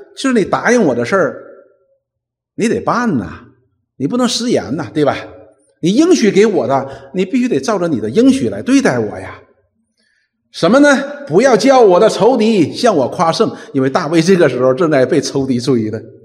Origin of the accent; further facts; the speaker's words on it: China; 我们中国人